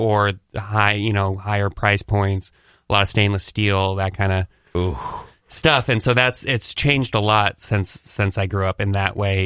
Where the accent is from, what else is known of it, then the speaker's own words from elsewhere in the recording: Los Angeles, California, United States; also born or lived in Idaho; I grew up in Los Angeles mostly. I lived in Idaho a little bit when I was a toddler.